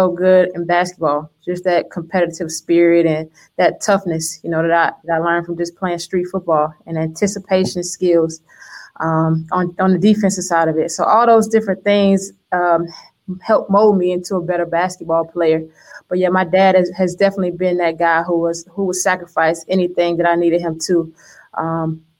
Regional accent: Miami, Florida, United States; moved away as an adult; I grew up North Miami, Opa-locka kind of area

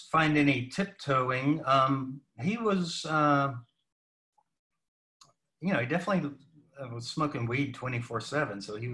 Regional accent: Salisbury, North Carolina, United States; moved away as an adult; also born or lived in Hollywood / New York City / Nashville / Milwaukee; grew up in North Carolina

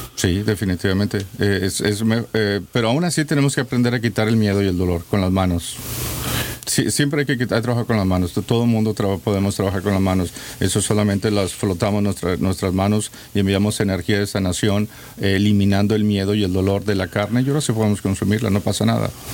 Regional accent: Mexico; como mexicano que soy, la mayoría de los mexicanos estamos perdidos.

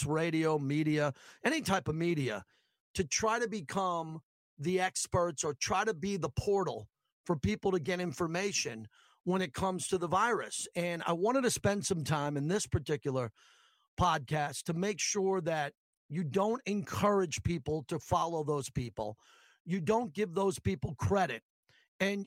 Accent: Massapequa, New York, United States; I'm from Massapequa, Long Island

